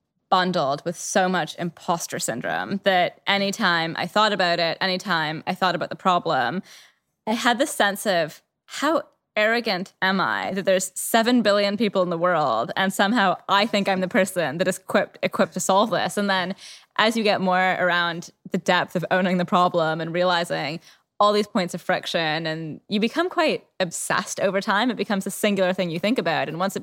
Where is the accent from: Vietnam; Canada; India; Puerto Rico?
Canada; now in London, United Kingdom; So I'm Canadian originally, for anyone that's curious about the accent. I've lived in London for 13 years.